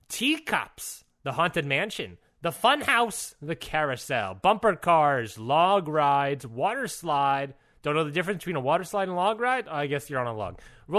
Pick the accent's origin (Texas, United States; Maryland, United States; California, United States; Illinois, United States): Maryland, United States; Luckily, I grew up in Maryland.